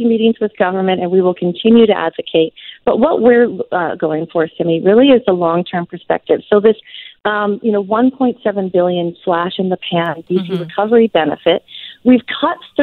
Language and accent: English; British Columbia, Canada; as British Columbians